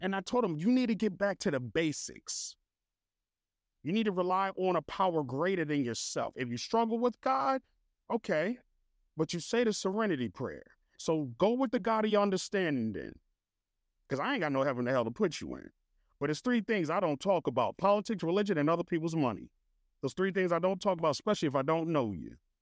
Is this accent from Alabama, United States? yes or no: no; New Jersey, United States; moved away; I'm from Jersey